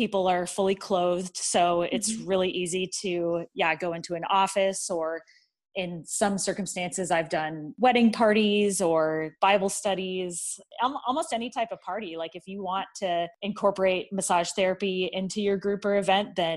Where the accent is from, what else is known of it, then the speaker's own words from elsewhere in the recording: San Jose, California, United States; moved away as an adult; also born or lived in San Diego, California; now in Lincoln, United States; I grew up in San Jose, California